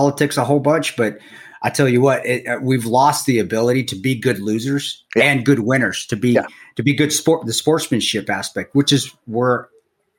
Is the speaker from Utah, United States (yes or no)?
yes; Provo, Utah, United States; moved away; also born or lived in Colorado; I was growing up at BYU